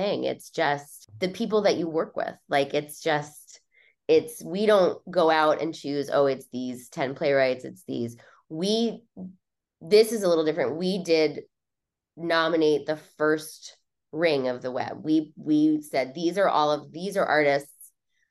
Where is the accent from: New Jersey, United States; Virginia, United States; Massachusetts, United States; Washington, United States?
New Jersey, United States; I grew up in New Jersey